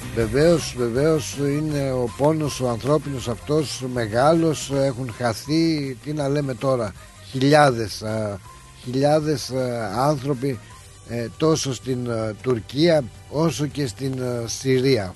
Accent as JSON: {"language": "Greek", "country": "Greece", "said": "έχουμε φιλότιμο εμεί οι Έλληνε"}